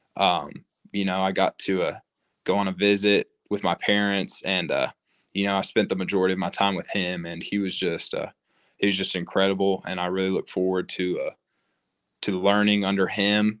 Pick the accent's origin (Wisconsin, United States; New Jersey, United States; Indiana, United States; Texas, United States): Texas, United States; Lubbock; growing up in Lubbock